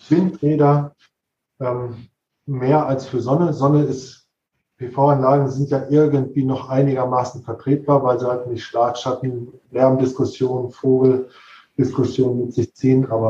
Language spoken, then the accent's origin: German; North Rhine-Westphalia, Germany; Ich bin, bin ursprünglich eigentlich Ostwestfale